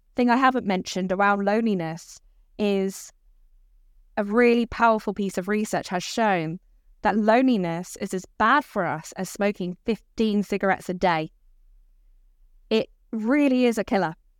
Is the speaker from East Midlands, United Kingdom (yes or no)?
no; Dorset, South West England, United Kingdom; now in Brighton, United Kingdom; I grew up in Dorset